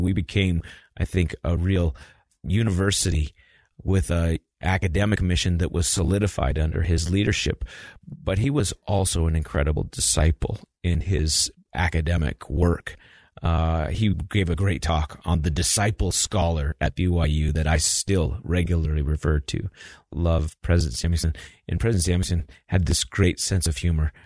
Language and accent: English; Albuquerque, New Mexico, United States; moved away as an adult; also born or lived in Logan, Utah / Provo, Utah / Taiwan; I grew up in Albuquerque, New Mexico